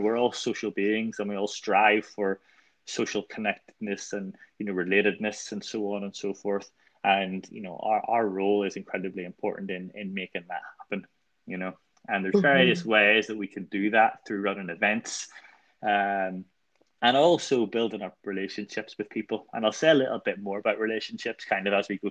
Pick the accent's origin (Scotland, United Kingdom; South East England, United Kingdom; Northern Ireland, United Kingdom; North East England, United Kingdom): Northern Ireland, United Kingdom; moved away as an adult; now in Liverpool, United Kingdom; we came over from Northern Ireland to Liverpool